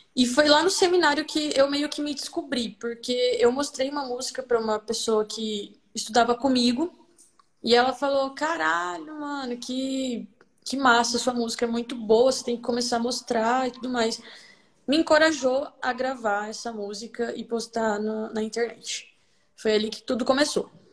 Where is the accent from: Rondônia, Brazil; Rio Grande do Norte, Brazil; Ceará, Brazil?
Rondônia, Brazil; Vilhena; sou nascida aqui em Vilhena, Rondônia